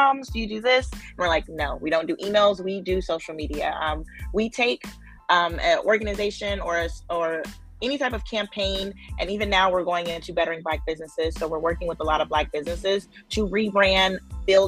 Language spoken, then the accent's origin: English; Oakland, California, United States; I grew up in Oakland, where, you know, the founding of the Black Panthers